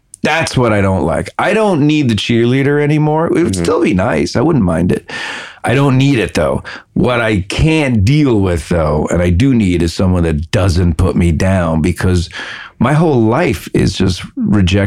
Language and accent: English; New York City, New York, United States; moved away as an adult; also born or lived in Manhattan; now in Los Angeles, United States; we grew up in the Bronx